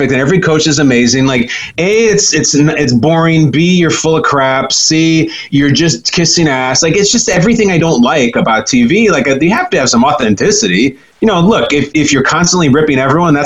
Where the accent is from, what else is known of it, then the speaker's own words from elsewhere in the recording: Chicago, Illinois, United States; I'm from Chicago.